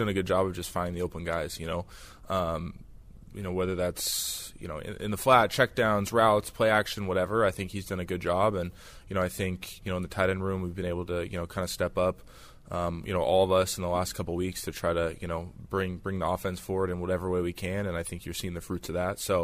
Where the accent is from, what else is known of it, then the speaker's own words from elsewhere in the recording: Washington, United States; growing up in Washington